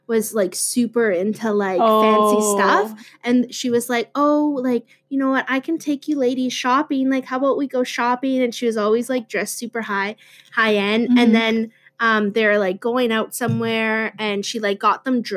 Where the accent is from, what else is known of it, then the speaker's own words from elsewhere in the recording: Gull Bay, Ontario, Canada; Gull Bay, the community I'm from